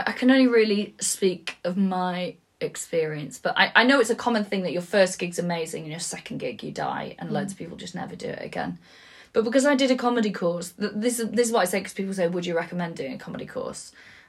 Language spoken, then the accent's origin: English; Wales, United Kingdom; I used to just say like I'm Welsh. It was like sort of my opening thing